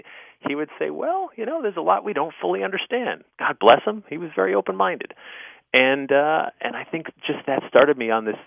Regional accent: Newtown, Connecticut, United States; I grew up in Newtown, Connecticut

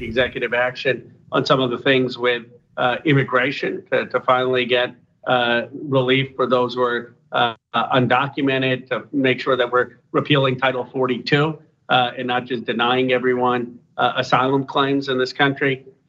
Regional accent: California, United States; We're both from Northern California. We're both progressive

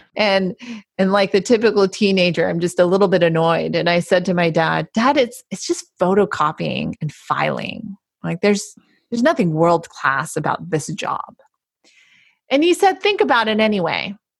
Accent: Palo Alto, California, United States; I'm from Palo Alto

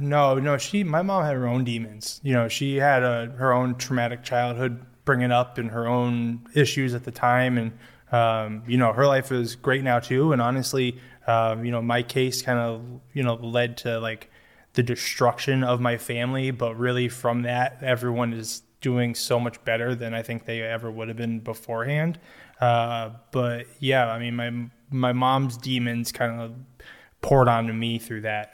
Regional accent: Newtown, Connecticut, United States; I grew up in Newtown, Connecticut, Sandy Hook specifically

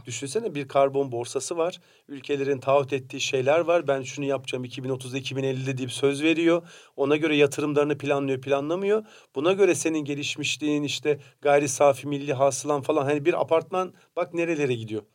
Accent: Samsun, Turkey; Ben de Samsun'daki mesela taş bir evde büyüdüm

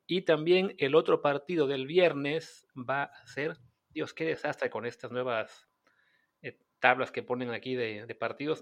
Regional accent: Mexico; como mexicanos

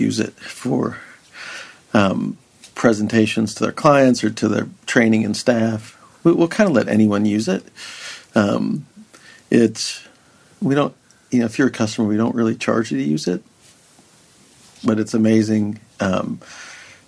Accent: Denver, Colorado, United States; now in Nashville, United States; I grew up in Denver

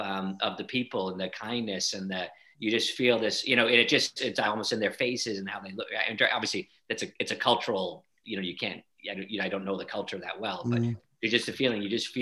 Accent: United States; moved away as an adult; also born or lived in New Jersey; now in Ireland; I'm not Irish American, but I'm American Irish. So meaning I'm an American that's moved to Ireland.

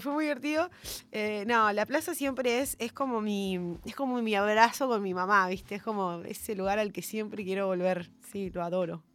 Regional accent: Ushuaia, Tierra del Fuego, Argentina; moved away as an adult; also born or lived in Formosa / Corrientes; now in Buenos Aires, Argentina; yo sí nací en Formosa y mm, muy chiquitita me llevaron al sur. Entonces yo siempre digo que soy Ushuaia porque de Formosa no conozco nada.

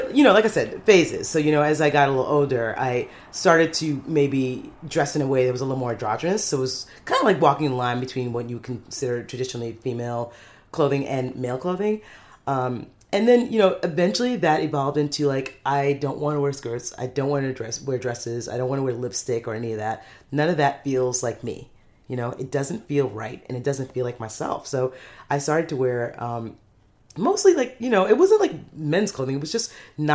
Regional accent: New York City, New York, United States; I was born in Brooklyn, New York. I live here in Brooklyn, New York now.

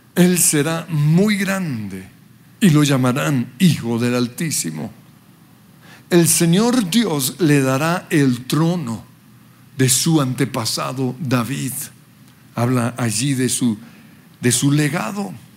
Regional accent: Colombia; also born or lived in Western Australia, Australia; aunque nací en Australia, soy colombiano de pura cepa

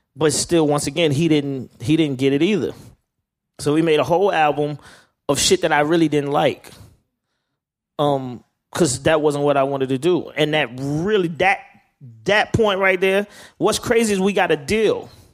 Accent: Atlanta, Georgia, United States; I'm from Atlanta.

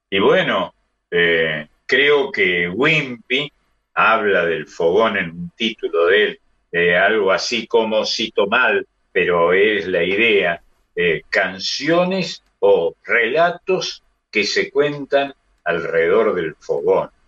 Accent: Argentina; los argentinos somos uruguayos o los uruguayos son argentinos

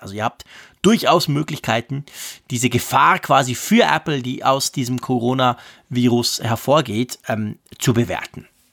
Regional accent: Switzerland; Ich als Schweizer

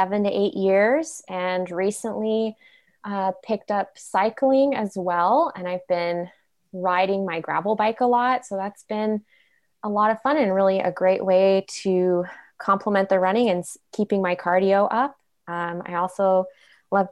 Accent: Sequim, Washington, United States; I grew up on the Olympic Peninsula over in Squim

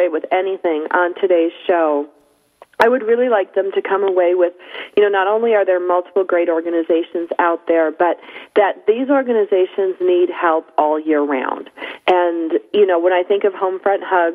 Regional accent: Buffalo, New York, United States; moved away; I'm originally from Buffalo

